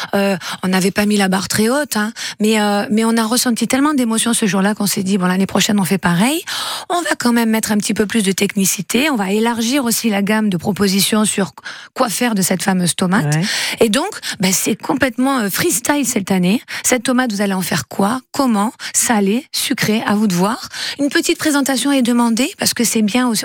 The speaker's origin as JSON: {"language": "French", "town": "Fuveau", "region": "Provence-Alpes-Côte d'Azur", "country": "France", "said": "je suis de Fuveau"}